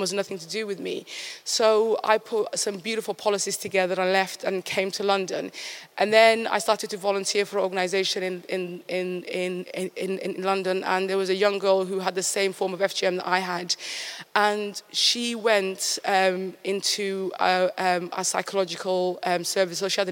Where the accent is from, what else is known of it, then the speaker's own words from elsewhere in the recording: Somaliland, Somalia; now in United Kingdom; my birthplace of Somaliland